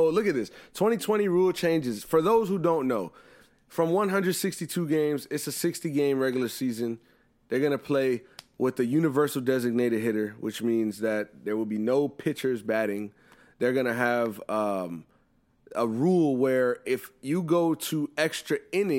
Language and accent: English; Pennsylvania, United States; Philly because that's my home state.